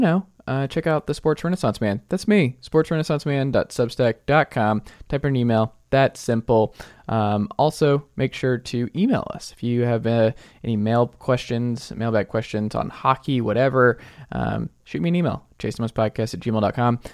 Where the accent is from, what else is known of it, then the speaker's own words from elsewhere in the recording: Atlanta, Georgia, United States; moved away as an adult; now in Tennessee, United States; I grew up as a Mountain Atlanta guy